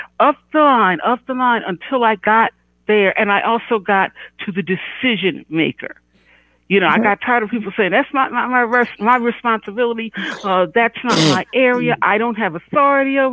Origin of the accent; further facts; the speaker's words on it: Philadelphia, Pennsylvania, United States; I'm from Philly